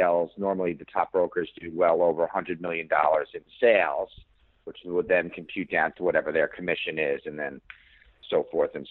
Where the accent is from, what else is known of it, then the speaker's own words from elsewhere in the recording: New York City, New York, United States; I'm a native New Yorker. I grew up in Lower East Side in Stuyvesant Town